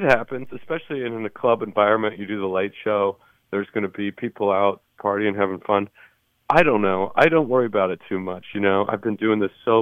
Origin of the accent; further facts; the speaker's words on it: Idaho, United States; moved away; also born or lived in Salt Lake City, Utah; where I grew up in Idaho